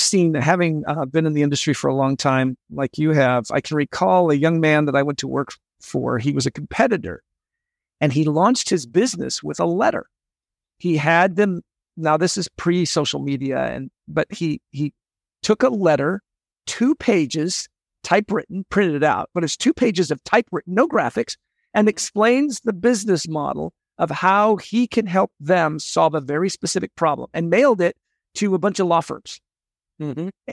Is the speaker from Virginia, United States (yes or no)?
no; Seattle, Washington, United States; I grew up in Seattle